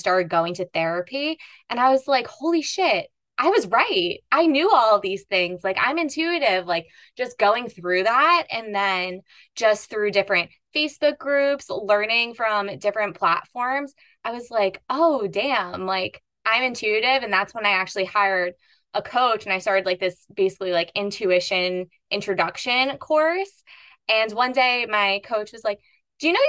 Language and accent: English; East Coast, United States; I grew up on the East Coast in a very Catholic family